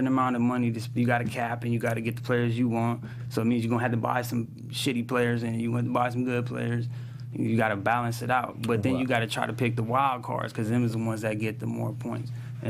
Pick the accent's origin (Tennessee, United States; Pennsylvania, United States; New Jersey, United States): New Jersey, United States; Jersey City; also born or lived in San Pedro, Los Angeles; It's called Jersey City because that's where I'm from, you know.